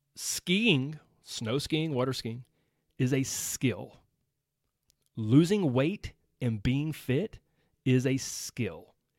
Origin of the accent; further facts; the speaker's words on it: Georgia, United States; I was raised in Georgia. I still live in Georgia.